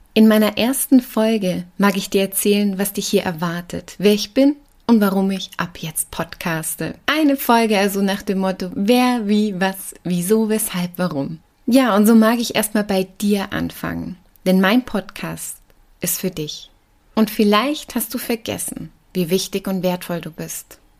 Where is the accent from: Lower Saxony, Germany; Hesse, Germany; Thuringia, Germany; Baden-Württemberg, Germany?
Baden-Württemberg, Germany; Black Forest; moved away as an adult; now in Rosenheim, Germany; Ursprünglich komme ich aus dem Schwarzwald und bin gebürtige Partnerin. Der Kenner hört das vielleicht ab und an noch raus, selbst wenn ich seit bald 20 Jahren in Bayern lebe.